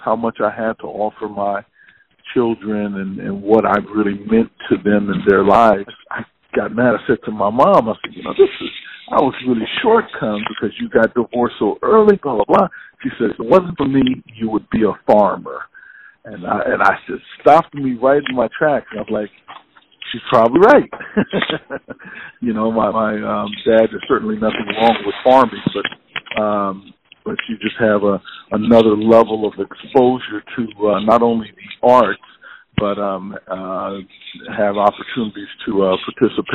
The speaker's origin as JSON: {"language": "English", "region": "California", "country": "United States", "moved": "as an adult", "said": "I was from California"}